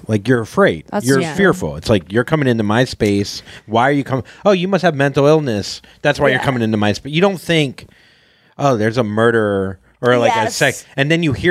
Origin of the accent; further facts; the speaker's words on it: Florida, United States; I'm from Florida